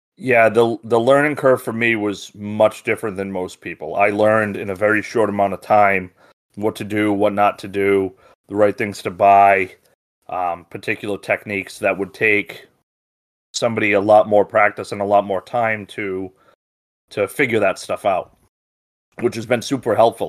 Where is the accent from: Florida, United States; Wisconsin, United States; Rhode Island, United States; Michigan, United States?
Rhode Island, United States